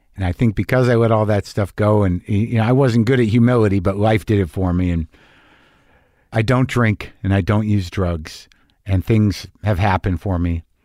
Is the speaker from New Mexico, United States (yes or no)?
yes; Albuquerque, New Mexico, United States; my hometown of Albuquerque, New Mexico